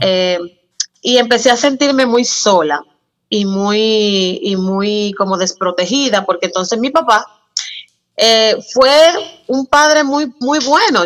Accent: San Cristóbal, Dominican Republic; Yo nací en San Cristóbal, aquí en la República Dominicana

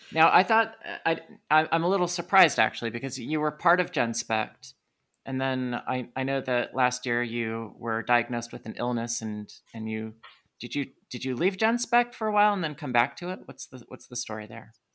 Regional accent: United States; I'm an American

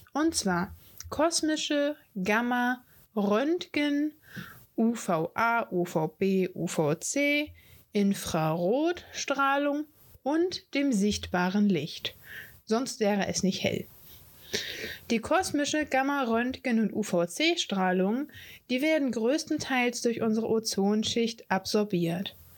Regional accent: Hamburg, Germany; Ich bin ein Nordkind, ich bin ein Hamburger Dern

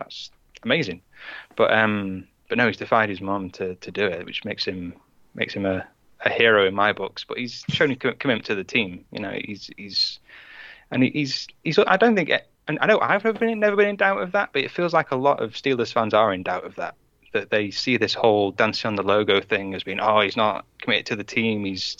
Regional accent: United Kingdom; He was saying that we couldn't be real fans because we're British, right?

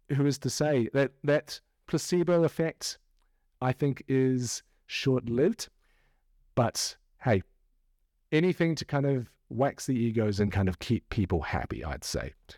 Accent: New Zealand; now in United Kingdom; I'm a Kiwi and I'm living among a country of Brits.

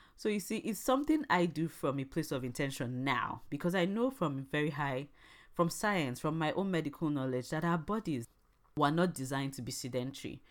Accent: Imo, Nigeria; I'm from Nigeria and I'm from the very famous Arondi Zouk

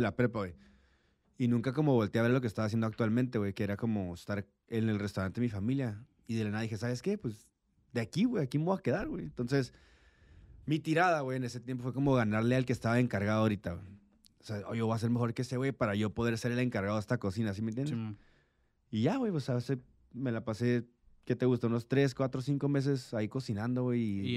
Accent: Tijuana, Baja California, Mexico; also born or lived in San Diego; soy nacido en San Diego, criado en Tijuana. Una persona fronteriza hecha y derecha.

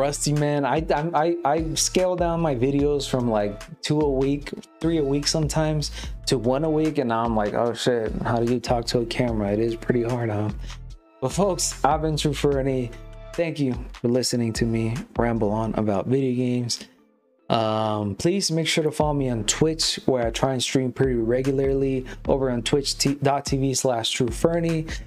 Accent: Chihuahua, Mexico; my home state in Mexico, Chihuahua

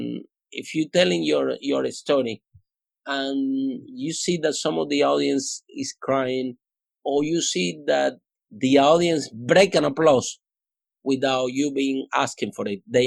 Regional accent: Cuba; English is a second language; moved away as an adult; also born or lived in Spain; now in London, United Kingdom; I came from Cuba.

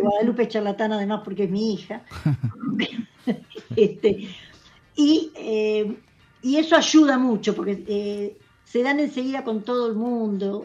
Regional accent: Buenos Aires Province, Argentina; nosotros somos de provincia de Buenos Aires

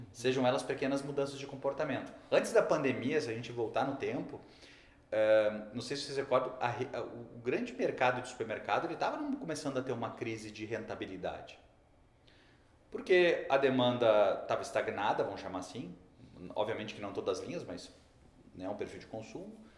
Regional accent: Rio Grande do Sul, Brazil; accent: gaúcho; Todo mundo já viu que eu sou gaúcho porque eu falei um bá agora

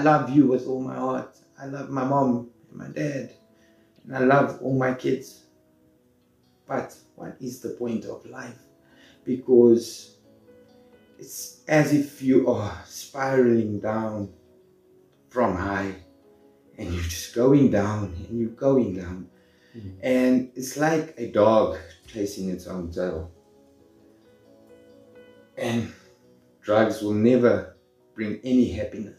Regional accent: Johannesburg, Gauteng, South Africa; I was born in Johannesburg South. I spent most of my life there.

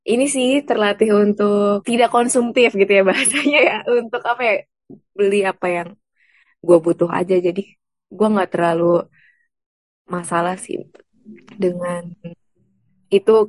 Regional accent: Bekasi, West Java, Indonesia; kalau gue bandingin dengan daerah asal gue di Bekasi, mahal sih Bun.

